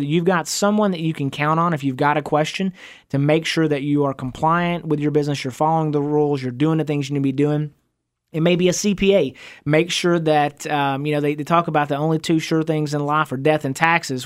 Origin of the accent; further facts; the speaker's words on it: Van, Texas, United States; I grew up out in East Texas, and I went to, uh, went to high school in a little town called